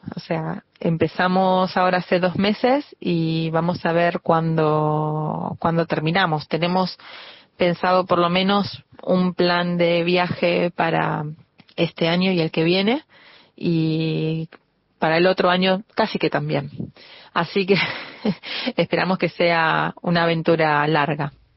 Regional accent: Argentina; para nosotros es un orgullo ser argentinos

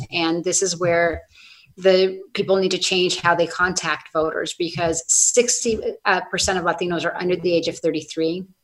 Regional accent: Sonoma, California, United States; I am from Sonoma. I grew up with you all

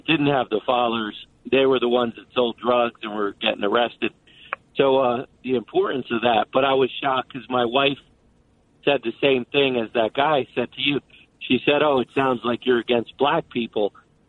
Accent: South Orange, New Jersey, United States; I came from South Orange

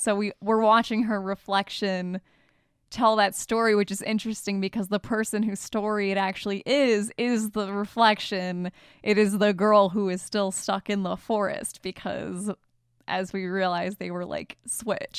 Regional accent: Michigan, United States; We're both from Michigan

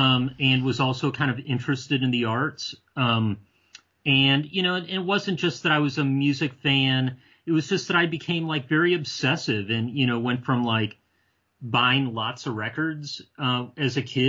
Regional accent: Ohio, United States; but I grew up mostly in Ohio. And so a couple years of my childhood was living outside of Cleveland

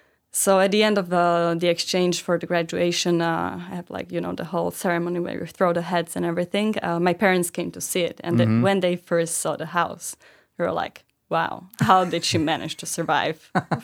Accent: Bratislava, Bratislava Region, Slovakia; I'm from Bratislava

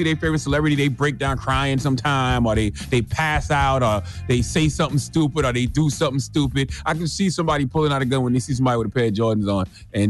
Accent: South Carolina, United States; well, I'm from the South. I'm from South Carolina. So, you know, we used to sit on the porch all day long.

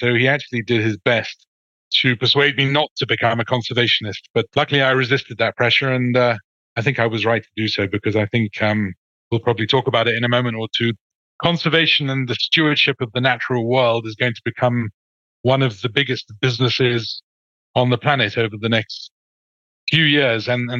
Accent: Kenya; now in Kigali, Rwanda; I was born in Kenya, in an area of Western Kenya, which is famous for its tea plantations, but where there is a huge, great montane rainforest called the Mau Forest. And that was my stamping ground as a kid.

